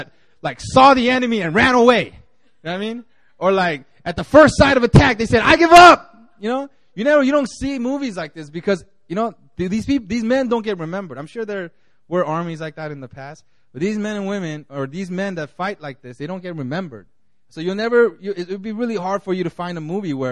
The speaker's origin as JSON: {"language": "English", "country": "United States", "tie": "born or raised there", "moved": "yes", "said": "growing up in America where everybody was white and I was the only Korean boy"}